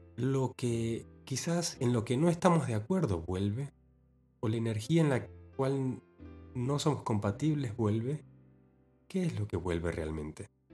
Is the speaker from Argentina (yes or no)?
yes; Argentina; en mi ciudad natal, en Argentina